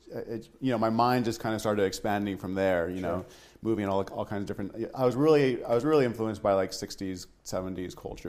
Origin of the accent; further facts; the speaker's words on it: Taos, New Mexico, United States; moved away as an adult; also born or lived in Colorado / Oregon / Albuquerque, New Mexico; now in Boone, United States; Born in Colorado, raised in Taos, New Mexico